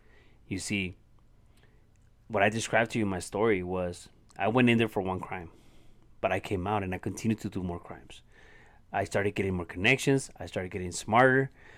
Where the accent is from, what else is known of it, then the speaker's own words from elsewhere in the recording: Ciudad Juarez, Chihuahua, Mexico; English is a second language; where I grew up here in Ciudad Juarez, Mexico. And I grew up in an environment that taught me how to become a violent person